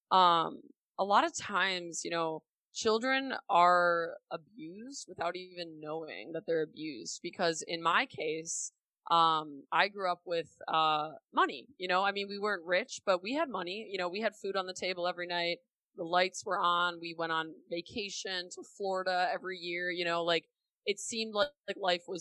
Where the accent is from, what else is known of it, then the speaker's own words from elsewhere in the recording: Milwaukee, Wisconsin, United States; I grew up in Milwaukee, Wisconsin from the Midwest.